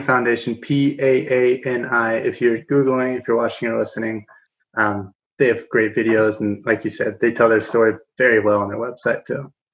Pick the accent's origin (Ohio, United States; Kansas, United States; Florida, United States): Kansas, United States; now in Denver, United States; I'm in Denver, Colorado. I'm from Kansas, uh, a small you know farming community atop the Ogallala Aquifer